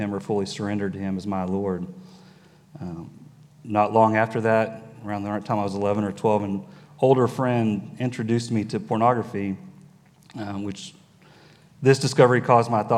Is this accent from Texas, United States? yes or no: yes; Dallas, Texas, United States; I was born in Dallas, and I've spent most of my life in this area